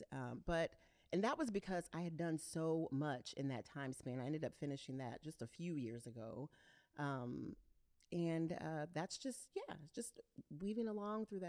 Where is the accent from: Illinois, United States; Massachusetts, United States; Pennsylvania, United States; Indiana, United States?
Indiana, United States; Evansville; moved away as an adult; now in Indianapolis, United States; I'm from Evansville, Indiana, so southern Indiana